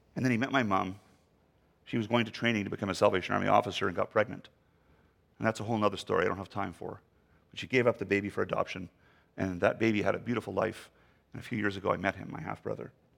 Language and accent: English; Canada; the poorest province in our country